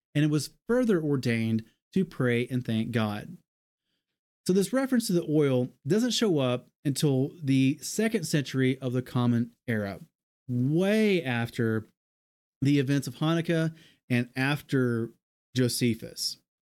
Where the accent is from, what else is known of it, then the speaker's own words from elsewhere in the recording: American South, United States; We're from the American South